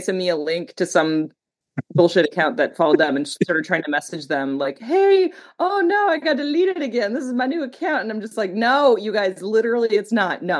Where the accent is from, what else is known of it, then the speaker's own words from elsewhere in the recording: Canada; where do I come from? Like, well, like I'm Canadian.